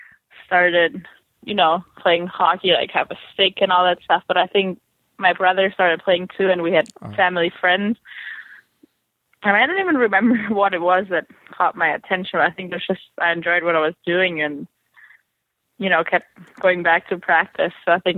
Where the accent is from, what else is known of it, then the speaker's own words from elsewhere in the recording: Austria; Soccer is big in Austria, and skiing and hockey is kind of like, it's not that popular.